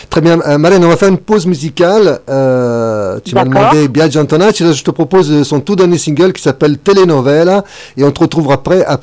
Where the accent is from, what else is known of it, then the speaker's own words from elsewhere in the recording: Messina, Sicily, Italy; je suis originaire de Messine